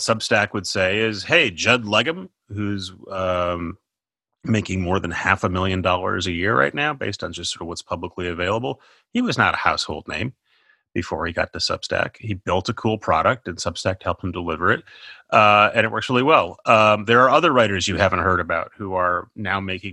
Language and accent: English; Minnesota, United States; I'm from Minnesota.